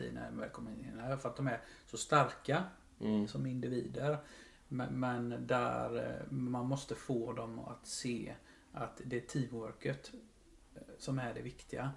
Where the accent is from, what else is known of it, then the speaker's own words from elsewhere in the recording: Huskvarna, Jönköping County, Sweden; Jag är ju en smålänning, uppfostrad och eh, uppväxt i Huskvarna.